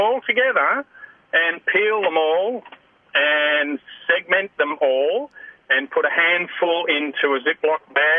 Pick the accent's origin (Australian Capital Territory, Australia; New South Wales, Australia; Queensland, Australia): Australian Capital Territory, Australia; Canberra; Yes, I'm fresh import from Canberra, so we get nice mandarins down there.